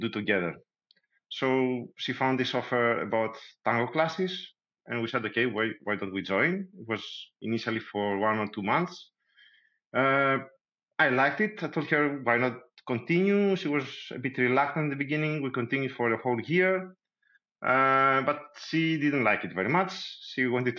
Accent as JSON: {"language": "English", "country": "Greece", "also_born_or_lived": "Thessaloniki", "moved": "yes", "said": "I'm coming from Greece. I used to live in Thessaloniki, where I started learning tango"}